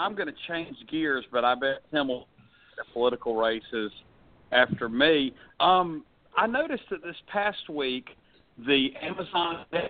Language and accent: English; Atlanta, Georgia, United States; being a native Metro Atlantan, I'm rooting for my hometown.